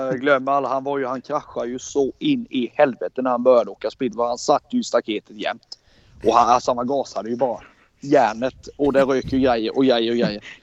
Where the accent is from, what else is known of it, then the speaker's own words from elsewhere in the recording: Småland, Sweden; Alla vi var ju liksom från Småland allihop oftast.